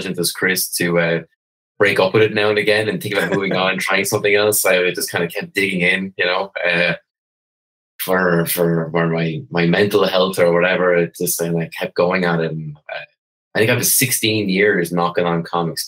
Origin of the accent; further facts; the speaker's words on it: Wexford, Leinster, Ireland; I come from Wexford, the southeast as you can go in Ireland.